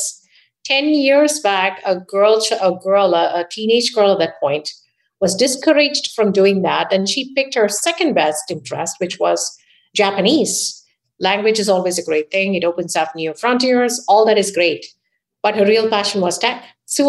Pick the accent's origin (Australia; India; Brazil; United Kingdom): India; moved away as an adult; now in United States; I was raised in India